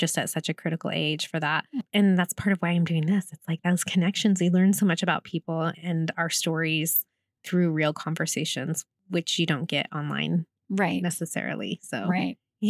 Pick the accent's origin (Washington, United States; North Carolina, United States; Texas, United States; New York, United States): Washington, United States; Lake Stevens; I grew up in Lake Stephen. So just, just north of here.